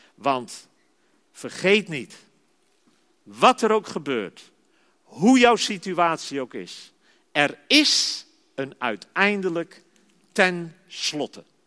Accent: Zeist, Utrecht, Netherlands; ik ben geboren en getogen in Zeist

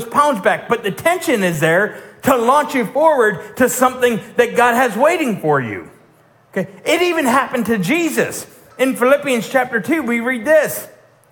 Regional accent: Pennsylvania, United States; moved away as an adult; also born or lived in Alton, Illinois / Missouri; I'm from the Northeast. I'm from Pennsylvania, from the Berg

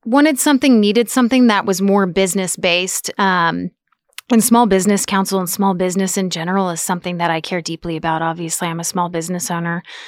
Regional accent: Topeka, Kansas, United States; moved away as an adult; now in Manhattan, United States; From Topeka

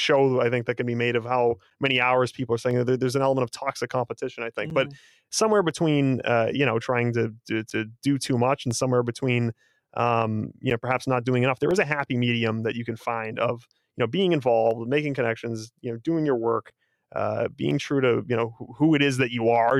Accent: Boston, Massachusetts, United States; we're two guys from Boston

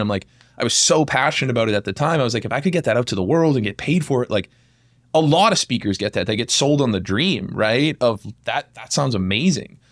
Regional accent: Massachusetts, United States; I was born and raised in Massachusetts.

